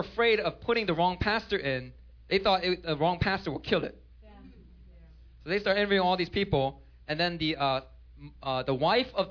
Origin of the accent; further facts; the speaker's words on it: Philadelphia, Pennsylvania, United States; also born or lived in Korea; I grew up on the streets of Philadelphia.